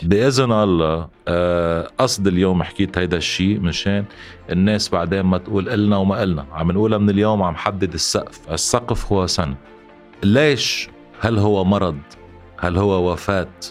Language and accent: Arabic; Lebanon; نحن كلبنانيين